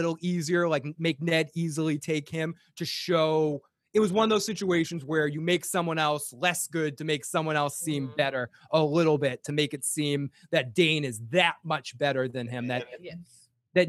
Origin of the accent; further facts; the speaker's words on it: Boston, Massachusetts, United States; accent: Boston; my Boston accent.